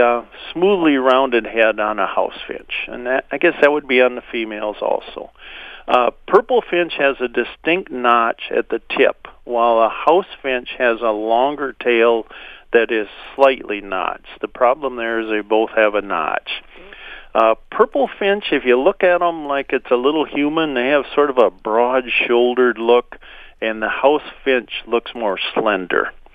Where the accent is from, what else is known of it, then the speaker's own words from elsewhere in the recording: Minnesota, United States; being a Minnesotan